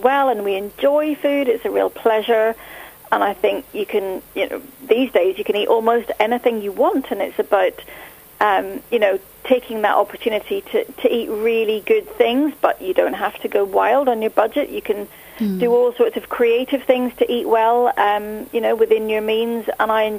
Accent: Northern Ireland, United Kingdom; I grew up in Northern Ireland in a catering family

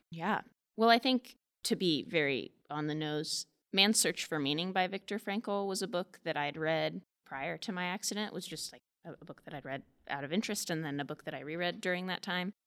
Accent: Manhattan, Kansas, United States; I'm from Manhattan, and so I grew up down on Leavenworth Street, so very close to the Manhattan Public Library. So I spent a great deal of my childhood here

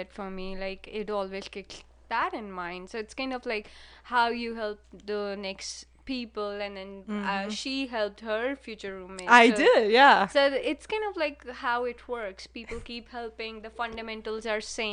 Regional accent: India; moved away as an adult; now in United States; My place was small, but not that small because India is demographically populated.

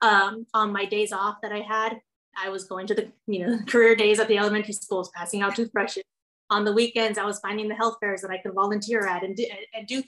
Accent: Rio Grande Valley, Texas, United States; growing up in the Valley and knowing Spanish and being Hispanic

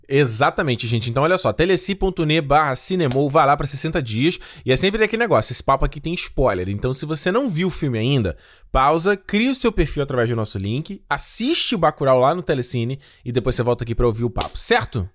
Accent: Rio de Janeiro, Brazil; crescendo no Rio de Janeiro

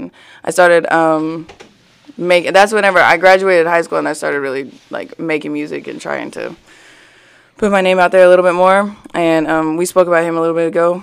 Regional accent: Springdale, Arkansas, United States; also born or lived in Plano, Texas / Fayetteville, Arkansas; I was born in Plano, Texas, but my parents moved to Springdale whenever I was 5.

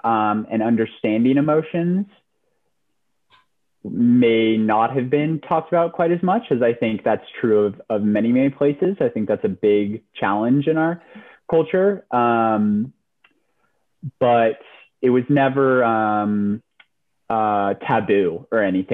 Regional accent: Lafayette, California, United States; moved away; I am from Lafayette, which is in the East Bay area, so up north, so yeah. California, all the way for me.

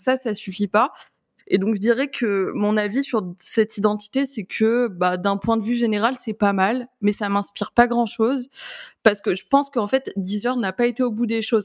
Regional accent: France; on est français

